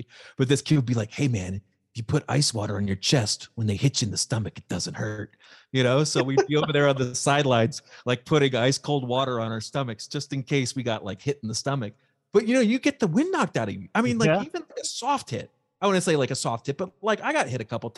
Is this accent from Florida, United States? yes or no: yes; South Florida, United States; I grew up in South Florida